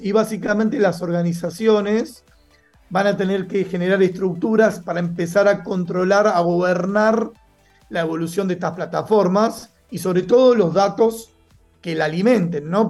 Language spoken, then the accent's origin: Spanish; Argentina; moved away as an adult; now in Mexico; Soy argentino viviendo en México hace ya algunos años